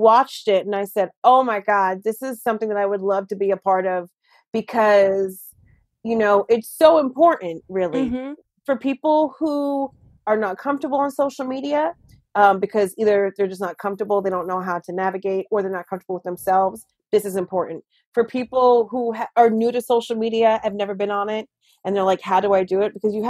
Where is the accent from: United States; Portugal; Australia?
United States; I'm like, I'm so sorry. I am the American.